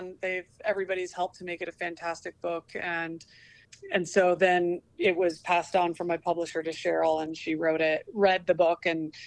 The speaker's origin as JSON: {"language": "English", "region": "Oregon", "country": "United States", "said": "because I'm from Oregon"}